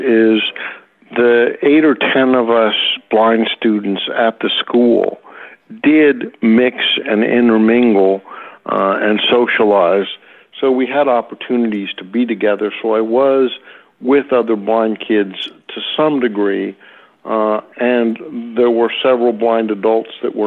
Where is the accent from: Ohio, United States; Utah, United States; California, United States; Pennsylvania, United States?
California, United States; Los Altos; born or raised there; also born or lived in San Francisco, California / South San Francisco, California